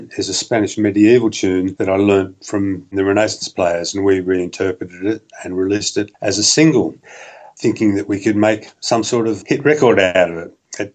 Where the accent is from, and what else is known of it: Australia